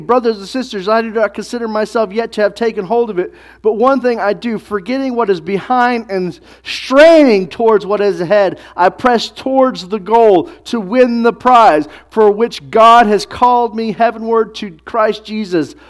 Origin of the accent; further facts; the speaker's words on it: United States; we're from America in twenty-first century